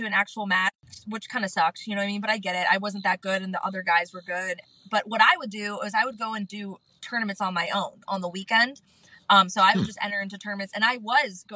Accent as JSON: {"language": "English", "town": "Canfield", "region": "Ohio", "country": "United States", "tie": "born or raised there", "moved": "yes", "lives_now": "Florida, United States", "said": "I was born and raised in Canfield, Ohio"}